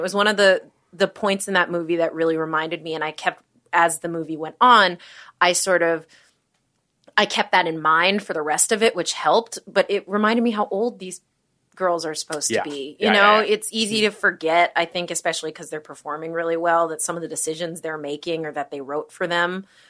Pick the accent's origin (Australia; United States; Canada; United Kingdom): United States; Minnesota; I am from Minnesota.